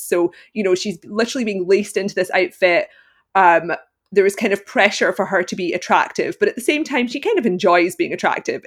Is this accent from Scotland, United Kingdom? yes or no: yes; Glasgow, Scotland, United Kingdom; I am from Glasgow, Scotland, and I currently live there as well